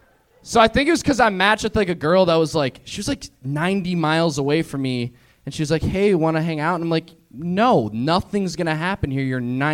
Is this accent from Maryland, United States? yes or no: no; Minnesota, United States; now in Los Angeles, United States